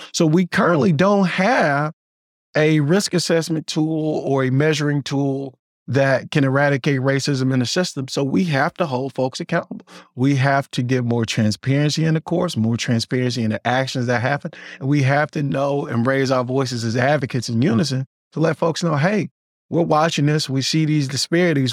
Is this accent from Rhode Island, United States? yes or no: no; Mississippi, United States; now in Illinois, United States; I'm originally from Mississippi.